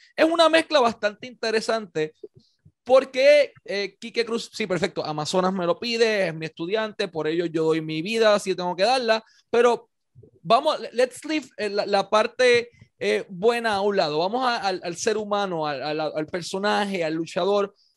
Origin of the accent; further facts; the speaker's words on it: Puerto Rico; Puerto Rico, la realidad que vivimos